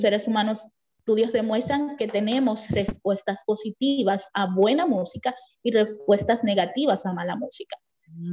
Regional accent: Dominican Republic; Soy dominicana, vivo en Santo Domingo.

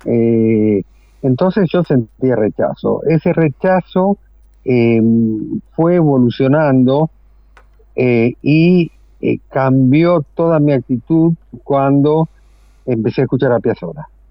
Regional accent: Buenos Aires, Argentina; moved away; Me nací en Villa Crespo, que es un ah. barrio absolutamente, digamos, eh, emblemático dentro de la historia del tango. Y, después eh, me mudé a Caballito

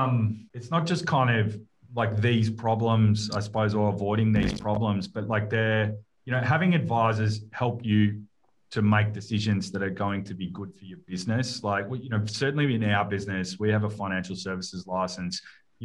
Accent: Melbourne, Victoria, Australia; I grew up in Carlton, early days of, you know, in my early years

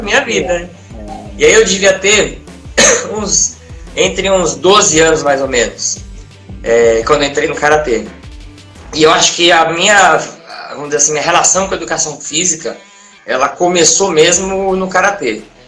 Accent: Santos, São Paulo, Brazil; eu nasci em Santos, que é a cidade onde eu moro hoje, hoje aqui no litoral de São Paulo

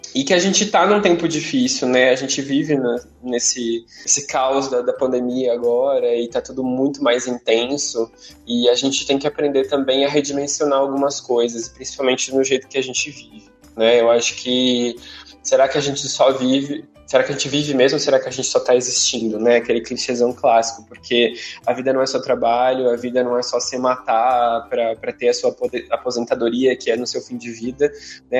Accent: São Paulo, Brazil; eu sou de São Paulo

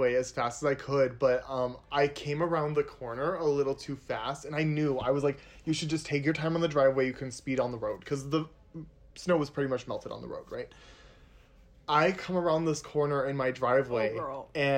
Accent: Northwest Indiana, United States; I grew up in Northwest Indiana.

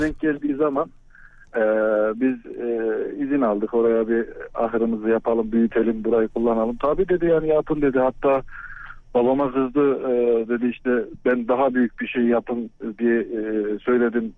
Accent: Çerkeş, Çankırı Province, Turkey; now in Ankara, Turkey; Çankırılıyım ben bu arada Çankırı'da Çerkeş ilçesinde.

